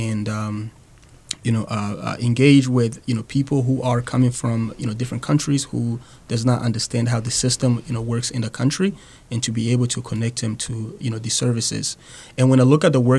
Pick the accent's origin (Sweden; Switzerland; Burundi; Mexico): Burundi; English is a second language; moved away as an adult; now in Manchester, United States; originally, I'm actually from a small country in East Africa called Burundi